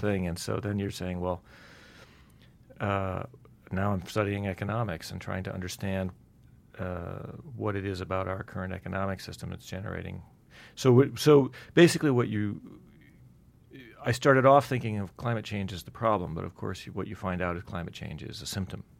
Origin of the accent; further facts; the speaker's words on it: Black Hills, South Dakota, United States; now in Utah, United States; I grew up in the Black Hills in South Dakota